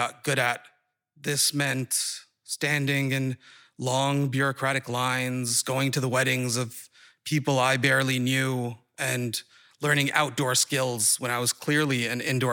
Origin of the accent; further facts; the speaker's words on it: Saudi Arabia; moved away as an adult; also born or lived in Boston; now in Somerville, United States; My siblings and I grew up in Saudi Arabia